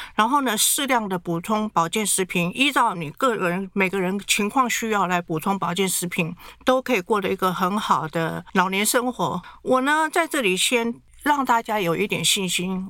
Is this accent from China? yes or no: no; Taiwan; 我们台湾人一定要一颗里面什么都有